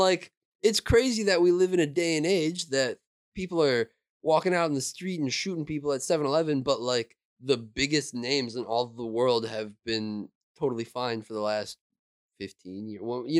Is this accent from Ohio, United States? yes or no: yes; Cleveland, Ohio, United States; I grew up in Cleveland.